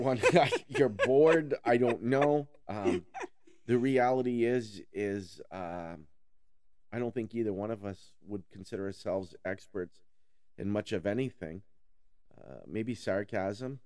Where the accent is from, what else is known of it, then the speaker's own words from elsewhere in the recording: Newport, Vermont, United States; I'm from Newport. I grew up in the Northeast Kingdom of Vermont